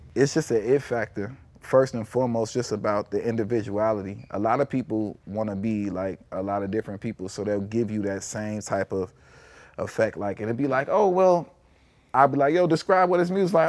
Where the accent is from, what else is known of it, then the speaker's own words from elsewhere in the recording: Chicago, Illinois, United States; growing up in Chicago